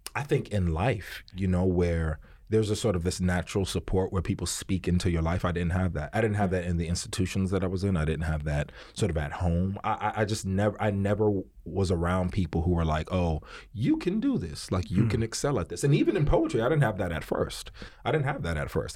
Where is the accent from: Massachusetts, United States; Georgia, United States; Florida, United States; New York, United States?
New York, United States; New York City; I'm from Harlem, you know what I mean, uptown. So I was raised in a very particular way